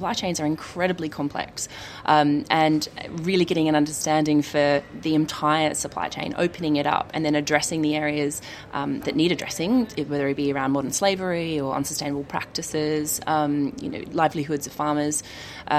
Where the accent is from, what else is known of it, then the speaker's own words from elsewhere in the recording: Australia; I'm Australian